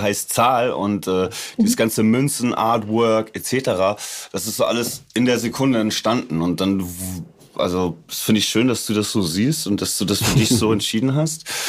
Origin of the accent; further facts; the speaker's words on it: suburb of Hamburg, Germany; das, wo ich her bin. Also das ist äh, Vorort von Hamburg